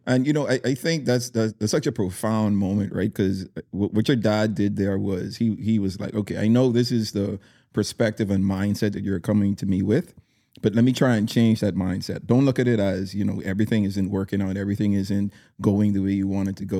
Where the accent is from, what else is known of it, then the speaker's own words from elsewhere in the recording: Bahamas; your home country